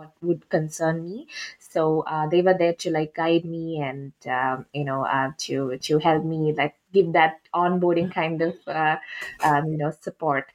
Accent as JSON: {"language": "English", "region": "Kerala", "country": "India", "tie": "born or raised there", "moved": "as an adult", "lives_now": "Toronto, Canada", "said": "So basically, I'm native from India. I'm from India. I'm from Kerala."}